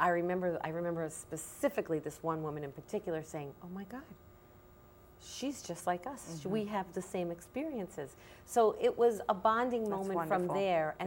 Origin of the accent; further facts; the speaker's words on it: United States; as an American woman